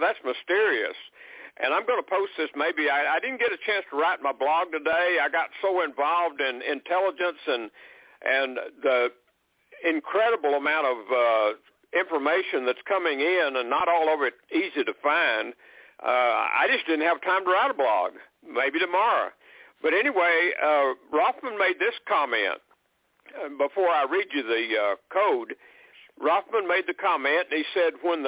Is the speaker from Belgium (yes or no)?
no; Texas, United States; I was raised in Texas